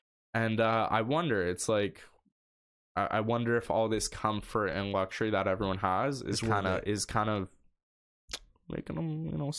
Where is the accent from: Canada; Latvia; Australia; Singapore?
Canada; I'm fucking Canadian.